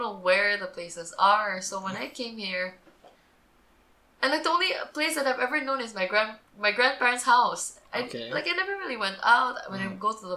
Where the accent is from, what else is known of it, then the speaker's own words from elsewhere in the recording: Singapore; moved away as an adult; now in Philippines; I was in Singapore from kindergarten all the way to high school